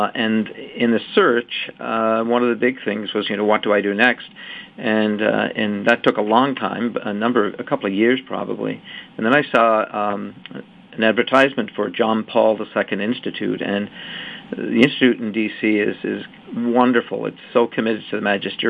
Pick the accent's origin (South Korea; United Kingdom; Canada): Canada; I was born in Canada